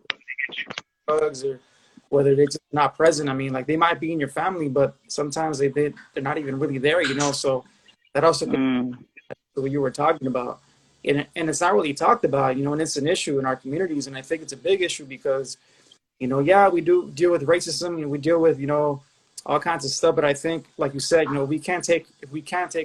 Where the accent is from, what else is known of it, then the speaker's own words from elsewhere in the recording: Los Angeles, California, United States; I grew up in the San Fernando Valley, specifically Pacoima